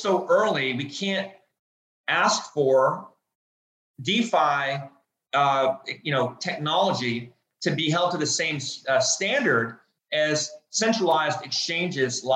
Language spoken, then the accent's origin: English; United States; I'm an American